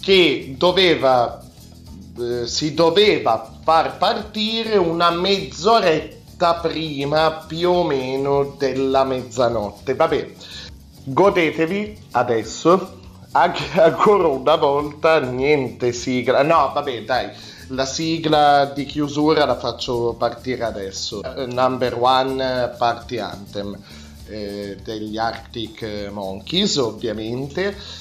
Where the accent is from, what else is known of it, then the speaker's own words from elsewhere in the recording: Alessandria, Piedmont, Italy; io abito al nord, io vengo dal nord, vengo da Alessandria